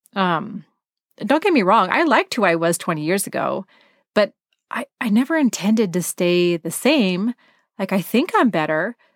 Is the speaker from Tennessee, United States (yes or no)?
no; Portland, Oregon, United States; I was from Portland.